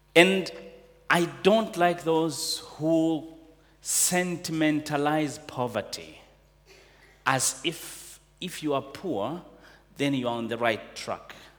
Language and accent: English; Tanzania; I know poverty. I come from Tanzania